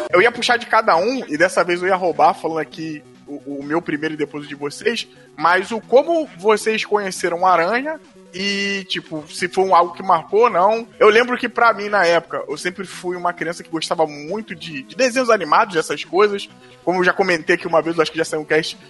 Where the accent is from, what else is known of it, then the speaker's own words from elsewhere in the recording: Rio de Janeiro, Brazil; eu sou aqui do Rio, lá de Madureira, né? Fui criado, nascido e criado em Madureira